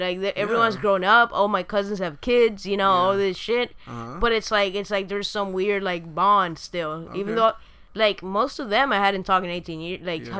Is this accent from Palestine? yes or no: no; Argentina; moved away; also born or lived in Uruguay; I was born in Argentina.